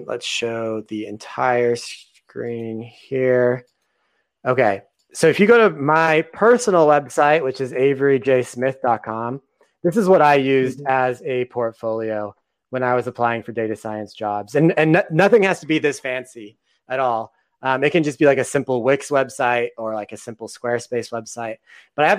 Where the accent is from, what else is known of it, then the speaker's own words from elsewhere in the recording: Texas, United States; another Texan like me